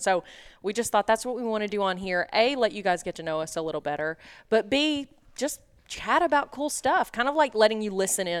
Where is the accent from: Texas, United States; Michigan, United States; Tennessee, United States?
Tennessee, United States; suburb of Nashville; moved away as an adult; now in Lexington, United States; I'm from Tennessee, a suburb of Nashville.